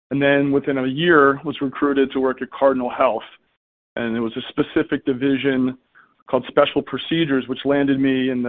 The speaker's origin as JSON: {"language": "English", "region": "East Coast", "country": "United States", "tie": "born or raised there", "moved": "as an adult", "lives_now": "San Francisco Bay Area, United States", "said": "I grew up on the East Coast."}